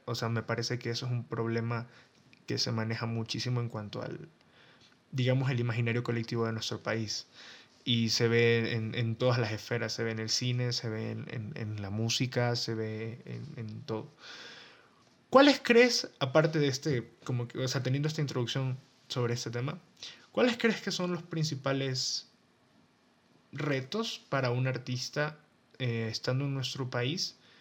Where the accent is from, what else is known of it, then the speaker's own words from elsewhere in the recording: Ecuador; tú y yo somos ecuatorianos, vinimos de un país eh, pequeño